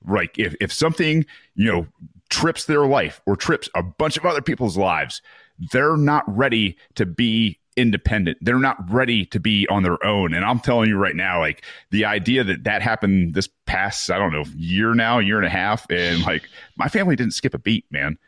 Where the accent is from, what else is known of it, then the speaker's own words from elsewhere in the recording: Mount Pleasant, Michigan, United States; moved away; I'm from Mount Pleasant